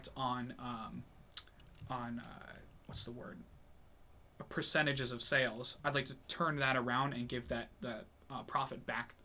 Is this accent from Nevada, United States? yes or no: no; New Hampshire, United States; I'm born and raised in New Hampshire